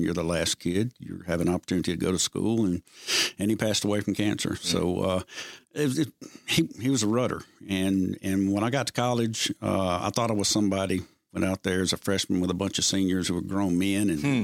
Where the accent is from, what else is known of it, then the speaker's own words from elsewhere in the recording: Edwards, Mississippi, United States; I was from Edwards, Mississippi